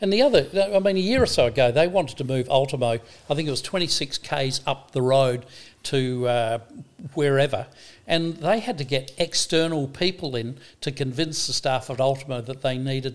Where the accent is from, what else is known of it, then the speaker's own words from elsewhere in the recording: Scotland, United Kingdom; now in Australia; I'm a Scotsman.